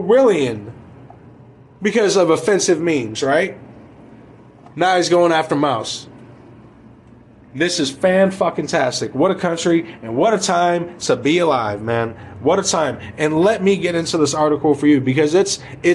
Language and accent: English; United States